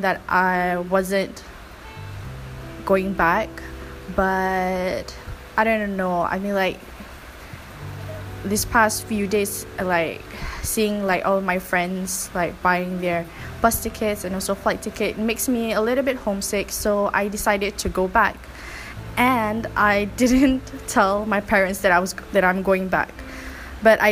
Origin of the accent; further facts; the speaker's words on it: Malacca, Malaysia; moved away; I reached Malacca, which is my hometown